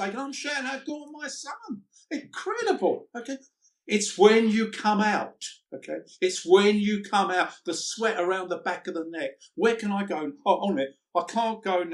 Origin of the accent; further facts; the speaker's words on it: London, United Kingdom; I came from the East End at 14 years old. I had to leave school because we were so poor.